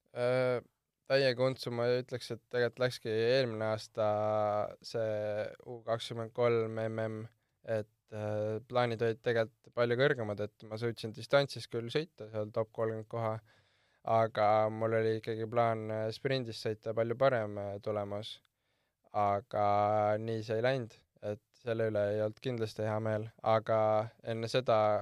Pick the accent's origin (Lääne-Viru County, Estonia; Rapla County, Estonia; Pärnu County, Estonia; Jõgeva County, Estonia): Lääne-Viru County, Estonia; Porkuni; kui küsitakse, kust ma pärit olen, siis ma alati ütlen Porkuni